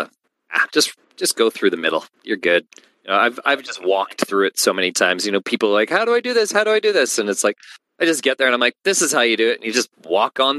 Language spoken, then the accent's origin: English; Canada; I'm from Canada too